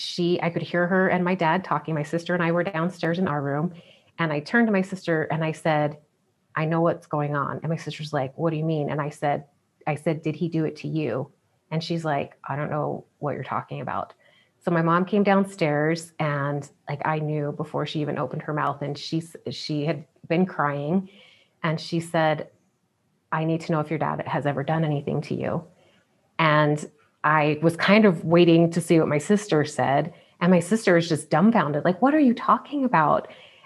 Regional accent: South Carolina, United States; Growing up in the Bible Belt.

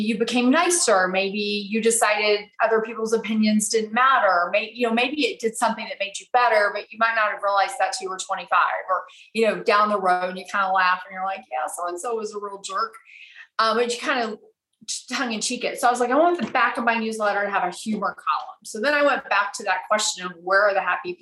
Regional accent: Abilene, Texas, United States; moved away as an adult; I'm originally from Abilene, Texas. So I grew up there, went to college there.

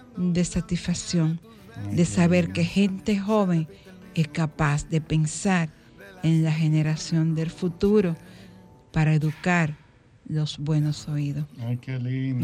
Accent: Dominican Republic; Me siento orgullosamente dominicana

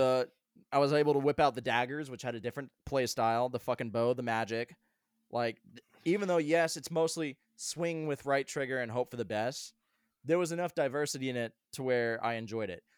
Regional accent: Colorado, United States; now in Asheville, United States; I grew up in Colorado as a kid

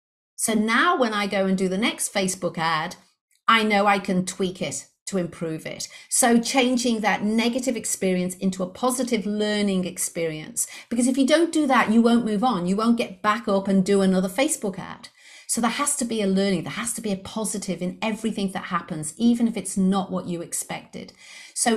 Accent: Liverpool, North West England, United Kingdom; accent: English; moved away as an adult; now in Brisbane, Australia; I'm actually based in Brisbane, Australia. However, I was brought up in Liverpool in the UK. So for those of you who detected the English accent, you were correct. I do have an English accent. I'm from Liverpool originally

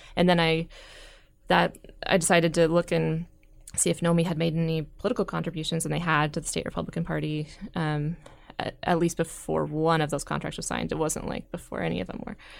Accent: Gretna, Nebraska, United States; moved away as an adult; also born or lived in Washington State; I grew up in Gretna, uh, right outside of Omaha

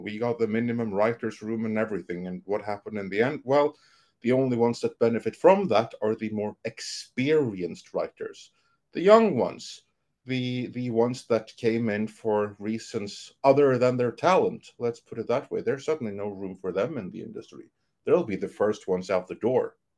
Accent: Norway; I'm from Norway.

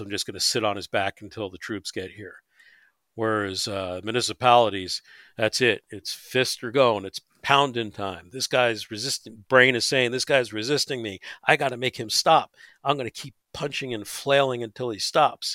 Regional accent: New York, United States; moved away; I grew up in New York in the subway system

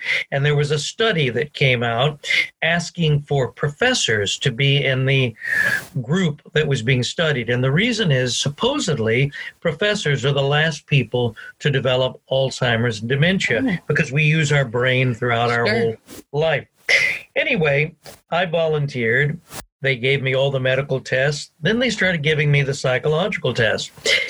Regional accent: United States; now in Scotland; So there was always this thing that brought us together as an American people. So what is different in Scotland and in Europe is not the big things culturally, it's the small things.

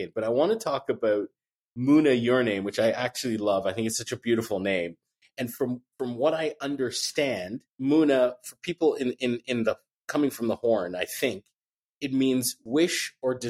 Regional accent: Addis Ababa, Ethiopia; I was born in Addis Ababa, Ethiopia, some years after the reign of Emperor Haile Selassie had expired

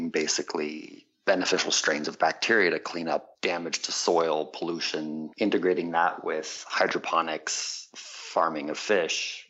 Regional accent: San Diego, California, United States; also born or lived in Quebec, Canada; I grew up in San Diego in part, and then in part in Quebec, Canada

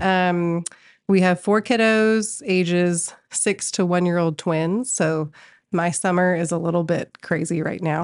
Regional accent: Colorado, United States; moved away as an adult; now in Tulsa, United States; I am from Colorado

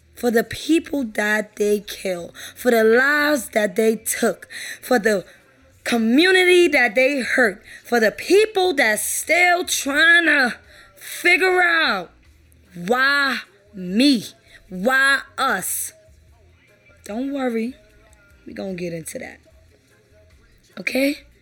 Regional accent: New York City, New York, United States; I'm from New York, Brooklyn

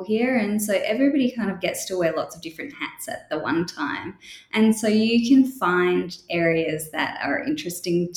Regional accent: Australia; accent: Australian; moved away as an adult; also born or lived in United Kingdom / Edinburgh, Scotland / London, England; I grew up in Australia, but I was born in the UK, and then I went back to the UK for university

